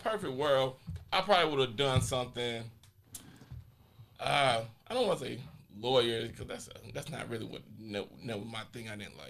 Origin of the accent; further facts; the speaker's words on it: Laurinburg, North Carolina, United States; moved away as an adult; I always say I am from Laurinburg. I will Scotland County, 100%.